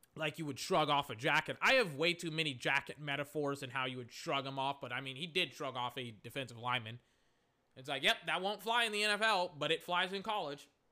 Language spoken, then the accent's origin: English; Texas, United States; I'm from Texas.